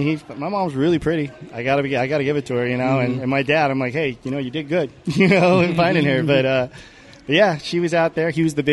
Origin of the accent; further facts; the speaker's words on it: Pleasant Grove, Utah, United States; So I'm part Swedish because of that. Yeah. And they settled in Pleasant Grove, and I was raised in the house that our pioneer great-great-great-grandpa built.